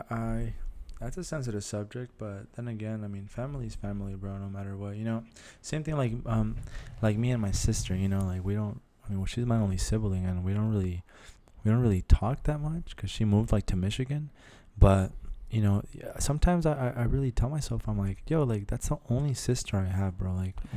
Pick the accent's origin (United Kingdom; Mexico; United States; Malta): Mexico; Los Mochis, Sinaloa; I wasn't born, no, but I'm raised there, bro.